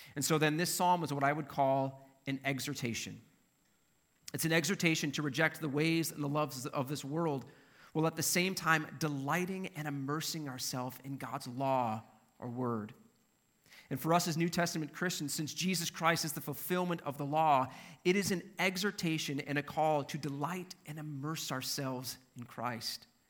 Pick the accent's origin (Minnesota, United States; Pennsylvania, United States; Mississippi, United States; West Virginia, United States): Minnesota, United States; I'm from Minnesota